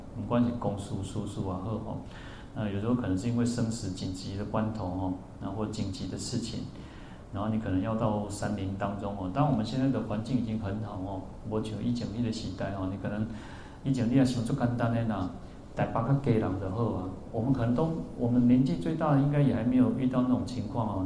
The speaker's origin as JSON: {"language": "Chinese", "region": "central-southern Taiwan", "country": "Taiwan", "also_born_or_lived": "Yuanlin", "said": "因为我我是中南部人嘛，我们对北部不熟哦"}